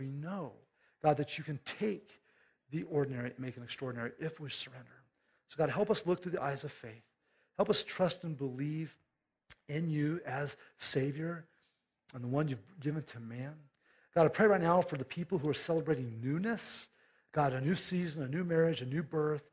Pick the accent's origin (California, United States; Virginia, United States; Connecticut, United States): California, United States; moved away; we're from California